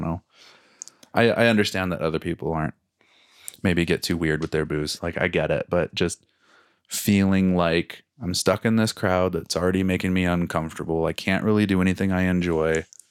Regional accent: Cascade Mountains, Pacific Northwest, United States; now in Calgary, Canada; we grew up in the Cascade Mountains, and now living here, we're up against the Rocky Mountains

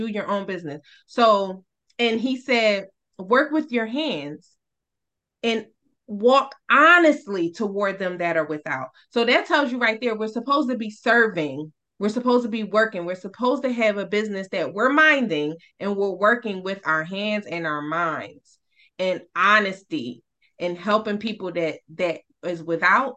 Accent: New York City, New York, United States; I grew up in Brooklyn in the projects

